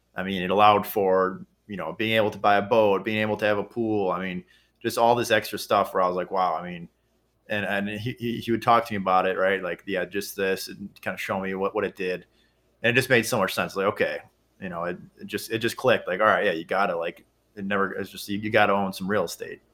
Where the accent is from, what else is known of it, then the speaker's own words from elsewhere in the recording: Kenosha, Wisconsin, United States; now in Milwaukee, United States; my hometown, which is Kenosha, Wisconsin